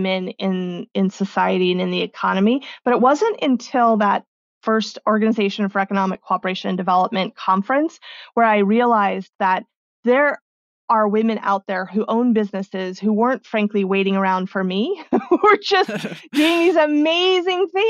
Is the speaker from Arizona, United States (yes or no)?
yes; Arizona, United States; born or raised there; also born or lived in Mexico